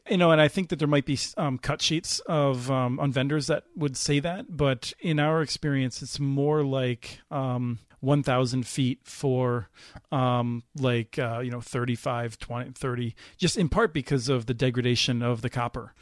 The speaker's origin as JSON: {"language": "English", "region": "East Coast", "country": "United States", "tie": "born or raised there", "moved": "as an adult", "lives_now": "Minnesota, United States", "said": "grew up on the East Coast and, um, has lived in Minnesota for more than twenty-five years"}